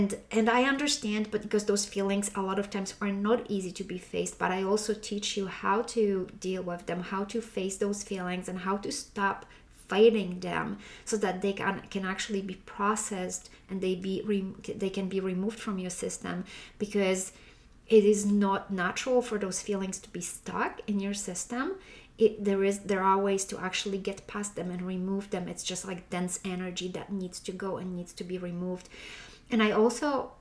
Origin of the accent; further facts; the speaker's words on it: Poland; moved away; back when I was raised in Poland.